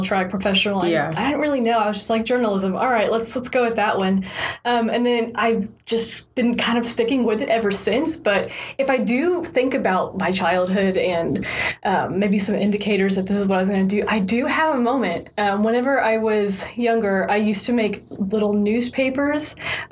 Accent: Houston, Texas, United States; I'm originally from Houston. I grew up in the Cypress area

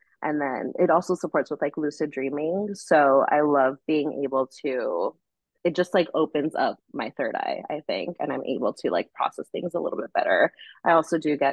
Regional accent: Los Angeles, California, United States; moved away; LA, my hometown

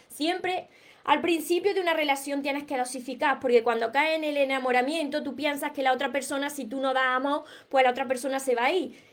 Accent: Córdoba, Andalusia, Spain; accent: Andalusian; no pronuncio la S porque soy de, de Córdoba, Andalucía, entonces me como palabra. Como veréis, tengo un acento peculiar

